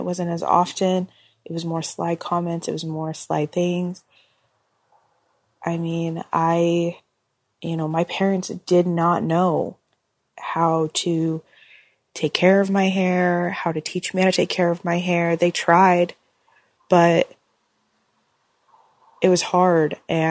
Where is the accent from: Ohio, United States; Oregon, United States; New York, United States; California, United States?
Oregon, United States; I'm 29 years old, and I'm from Oregon.